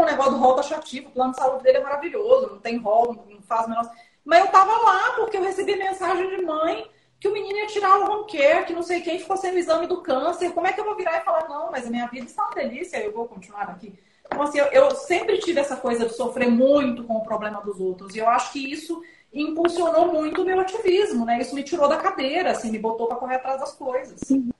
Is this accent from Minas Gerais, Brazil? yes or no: yes; Belo Horizonte, Minas Gerais, Brazil; also born or lived in São Paulo / abroad; now in Vinhedo, Brazil; eu sou de Belo Horizonte, né? mas eu moro em São Paulo desde 2001, mas agora eu estou em Vinhedo. E eu morei três anos no exterior.